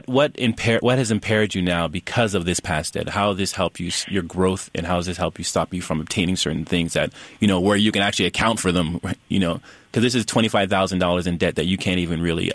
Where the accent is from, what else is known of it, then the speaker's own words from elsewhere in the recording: Canada; now in United States; I'm Canadian born and I'm a resident of the United States